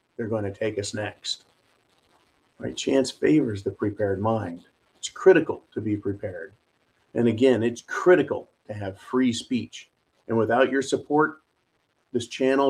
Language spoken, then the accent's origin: English; United States; I'm an American